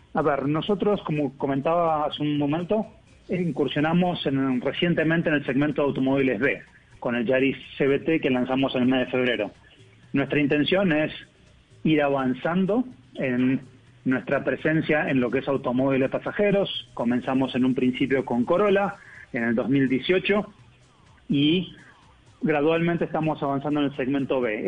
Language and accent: Spanish; Argentina; accent: Argentine; moved away as an adult; now in Colombia; Yo soy argentino, pero estoy aquí en ah, Colombia hace casi tres años.